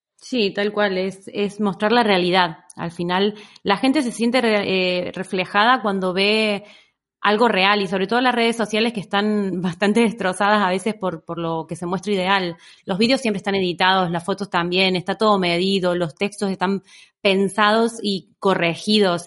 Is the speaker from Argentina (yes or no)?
yes; Argentina; moved away as an adult; now in Barcelona, Spain; soy una argentina que lleva en Barcelona ya 14 años